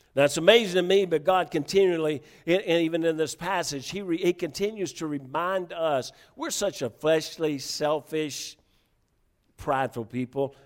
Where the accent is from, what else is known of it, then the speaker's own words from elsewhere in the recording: the South, United States; moved away; I was from the South